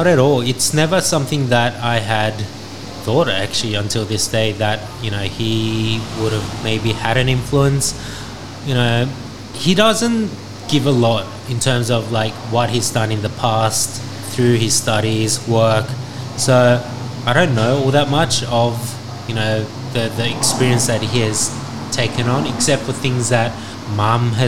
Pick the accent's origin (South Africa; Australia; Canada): Australia; I grew up in Australia